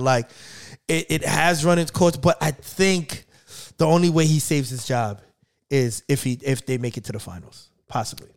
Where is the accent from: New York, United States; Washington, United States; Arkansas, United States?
New York, United States; I'm from New York